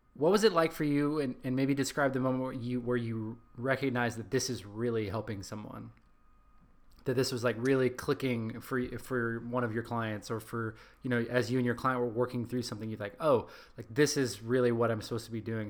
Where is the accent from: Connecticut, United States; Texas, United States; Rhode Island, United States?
Texas, United States; accent: American Texas; my my U.S. like my American Texas accent